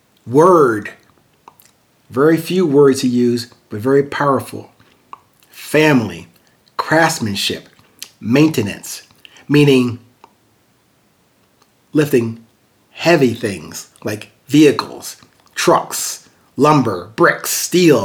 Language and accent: English; Amityville, New York, United States; in this really small house where I was born in Amityville, New York